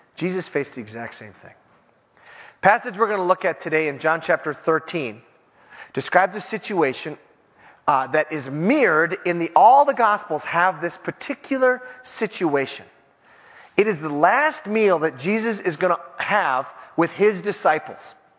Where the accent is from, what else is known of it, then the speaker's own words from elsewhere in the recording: Minneapolis, Minnesota, United States; I was from Minneapolis